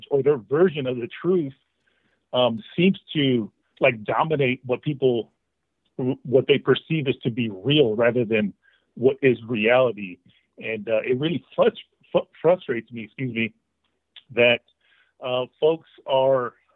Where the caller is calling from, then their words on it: Washington, United States; I'm calling from Washington State